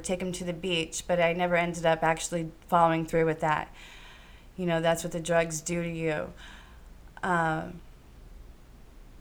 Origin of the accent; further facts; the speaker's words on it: Green, Ohio, United States; I was born in Green, Ohio